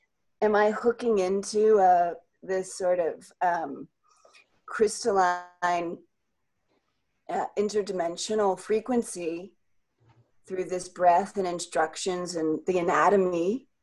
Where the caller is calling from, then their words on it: North Carolina, United States; I'm calling from North Carolina, USA.